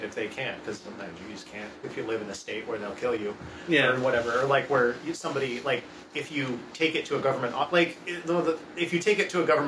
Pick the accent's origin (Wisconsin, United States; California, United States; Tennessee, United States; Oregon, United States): Oregon, United States; Portland; My family's from Michigan, but we're from Portland